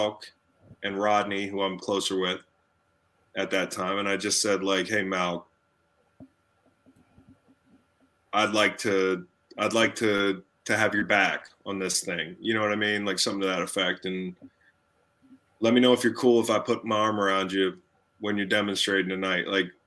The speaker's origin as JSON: {"language": "English", "town": "Charlottesville", "region": "Virginia", "country": "United States", "tie": "born or raised there", "said": "in my hometown"}